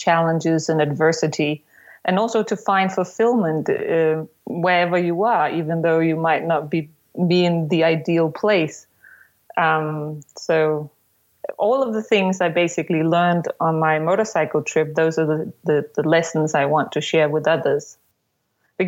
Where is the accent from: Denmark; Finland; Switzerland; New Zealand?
Denmark; Copenhagen, Capital Region of Denmark; I am from Copenhagen in Denmark